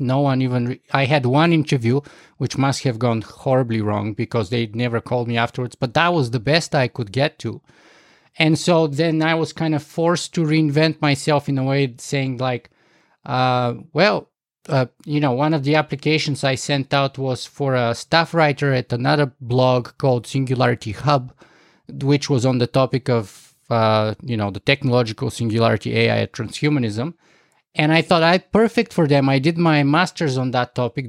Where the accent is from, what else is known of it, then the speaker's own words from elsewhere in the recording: Bulgaria; moved away as an adult; also born or lived in United States / Canada; I grew up in Bulgaria